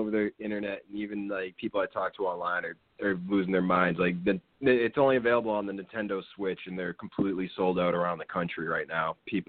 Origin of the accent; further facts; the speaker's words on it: New Hampshire, United States; I grew up with in New Hampshire